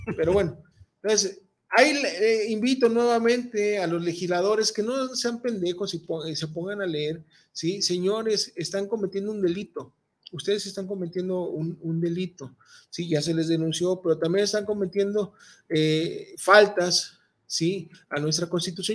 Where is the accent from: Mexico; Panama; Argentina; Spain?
Mexico; mi INE que dice que soy mexicano, cabrón, y soy pueblo